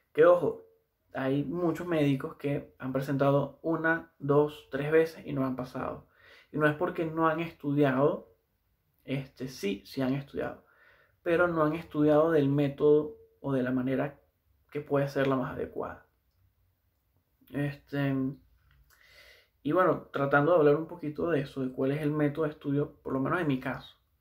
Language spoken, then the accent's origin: Spanish; Valencia, Carabobo, Venezuela; moved away as an adult; now in Santiago, Chile; trabajé un tiempo en una de las clínicas más grandes de, de Valencia, que es de donde soy yo